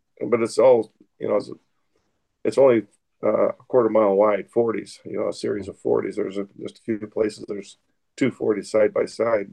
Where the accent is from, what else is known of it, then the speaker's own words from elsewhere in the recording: southwest Idaho, United States; "Where are you from?" "Idaho." And I'll say Idaho